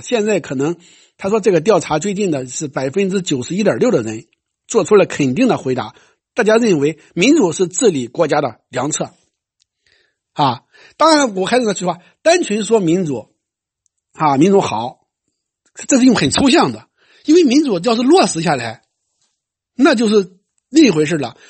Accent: China; 像我们中国人

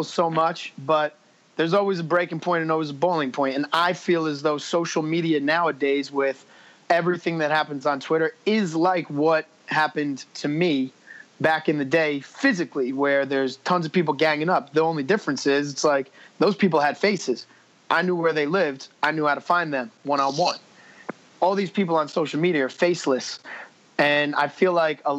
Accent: New Jersey, United States; I'm from Jersey.

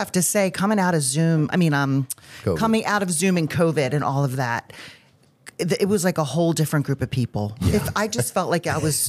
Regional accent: Baltimore, Maryland, United States; Yes, I've lived in Timonium for over 20 years okay. in the Baltimore area my whole life.

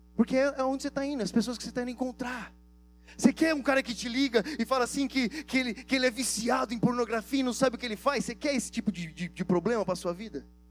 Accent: Brazil; vocês são brasileiros? Falou em inglês, assim, nós somos

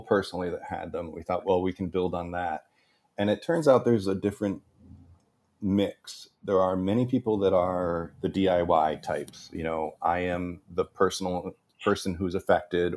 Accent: Ballston Spa, upstate New York, United States; moved away as an adult; also born or lived in Hollywood; I returned back to my hometown in upstate New York and took a look around this beautiful little town of Balsam Spa, New York

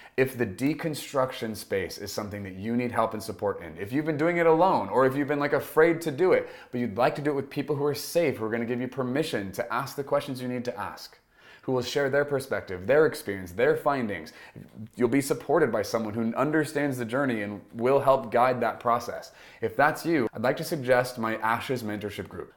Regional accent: United States; I am an American, and I'm happy to be one

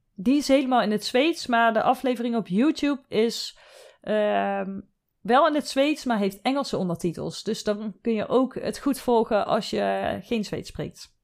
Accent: southern Netherlands, Netherlands; ik kom uit het zuiden van Nederland, daar wordt carnaval gevierd

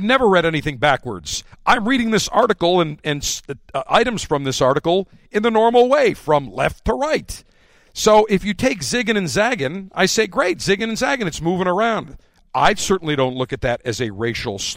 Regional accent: Buffalo, New York, United States; now in Tampa, United States; my hometown, Buffalo, New York

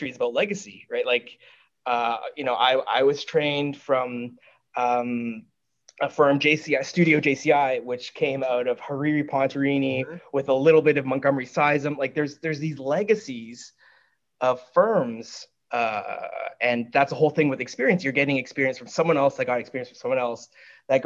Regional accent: Canada; I'm born Canadian, but you know, my parents are from Hong Kong

